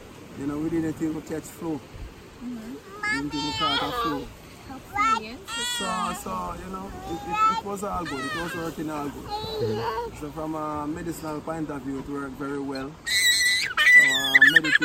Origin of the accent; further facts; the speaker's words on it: Jamaica; growing up in Jamaica